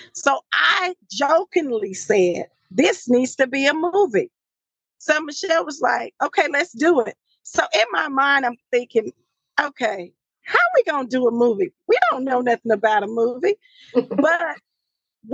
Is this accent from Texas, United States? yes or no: yes; Marshall, Texas, United States; I'm from the country, Marshall, Texas. That's my hometown